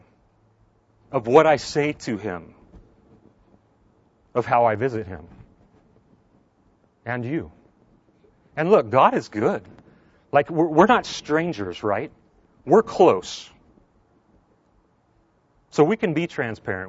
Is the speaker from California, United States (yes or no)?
yes; Southern California, United States; moved away; I grew up in Southern California